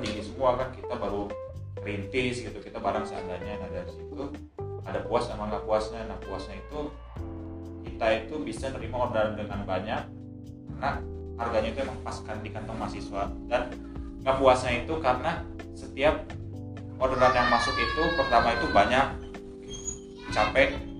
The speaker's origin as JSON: {"language": "Indonesian", "town": "Bogor", "region": "West Java", "country": "Indonesia", "tie": "born or raised there", "moved": "as an adult", "lives_now": "Yogyakarta, Indonesia", "said": "di tempat asal gua Bogor"}